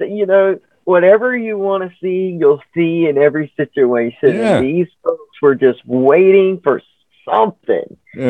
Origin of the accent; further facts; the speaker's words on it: the South, United States; I'm from the South. I can butcher a name quick.